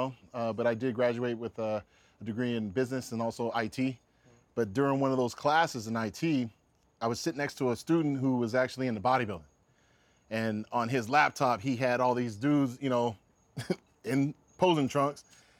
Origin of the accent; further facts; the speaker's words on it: Seattle, Washington, United States; Well, living in Seattle, I definitely wasn't thinking about bodybuilding.